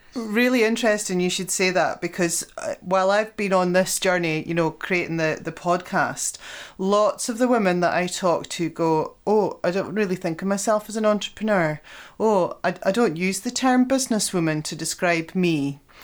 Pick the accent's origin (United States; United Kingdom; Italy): United Kingdom; Scotland; as Scottish businesswomen